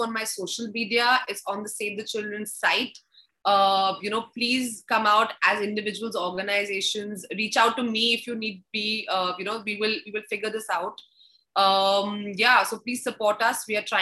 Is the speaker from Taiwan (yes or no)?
no; Delhi, India; C14 Kalka ji. That's my vibe. So that's where my first home was